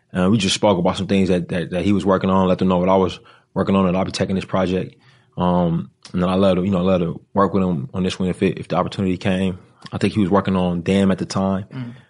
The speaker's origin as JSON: {"language": "English", "country": "United States", "said": "as an American"}